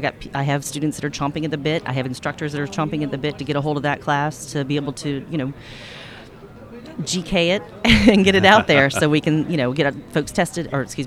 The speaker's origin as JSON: {"language": "English", "town": "Cary", "region": "North Carolina", "country": "United States", "said": "I'm from North Carolina, Cary, North Carolina."}